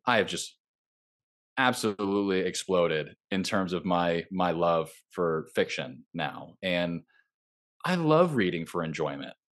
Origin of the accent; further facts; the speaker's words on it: Southern California, United States; moved away as an adult; now in Nashville, United States; I grew up in Southern California, I live in Nashville now